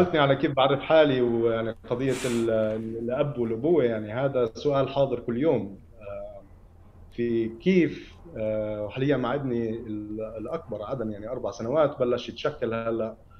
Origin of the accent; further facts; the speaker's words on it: Ramallah, West Bank, Palestine; انا ابن رام الله